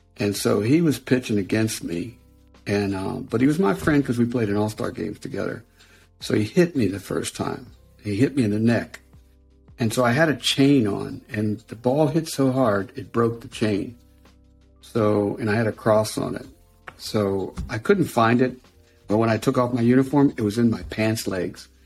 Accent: Western Pennsylvania, United States; I was from Western Pennsylvania.

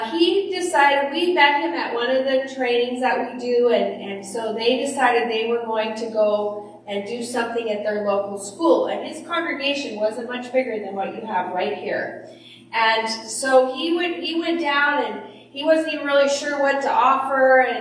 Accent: West Coast, United States; uh, I'm from the West Coast, I'm here on the East Coast, we all know what liberal means, right?

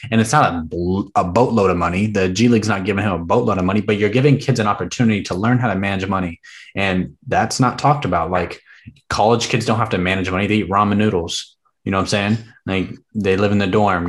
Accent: the South, United States; I grew up in the South, or I didn't grow up in the South. I'm from the South. I have a big South family.

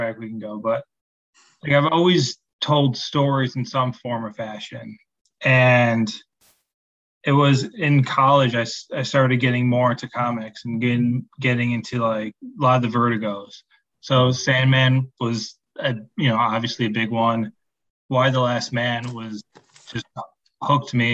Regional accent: Chicago, Illinois, United States; I'm from Chicago

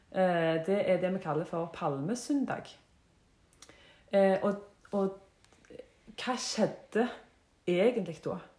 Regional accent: Jørpeland, Rogaland, Norway; Født og oppvokst på Jørpeland

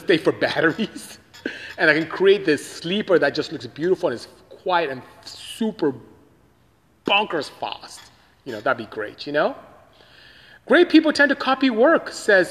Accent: Nigeria; moved away; I am from Nigeria, West Africa. That's where I came from

